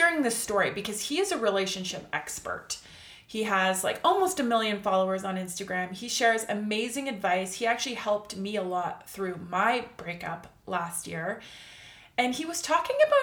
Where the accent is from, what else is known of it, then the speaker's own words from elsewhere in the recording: Canada; I'm Canadian